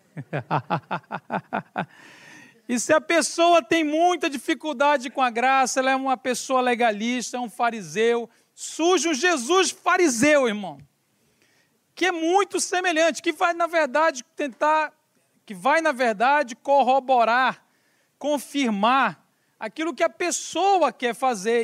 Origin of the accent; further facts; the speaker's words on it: Belém, Pará, Brazil; now in São Paulo, Brazil; Viemos lá do Brasil, moramos em São Paulo, mas somos lá de Belém do Pará, no norte do Brasil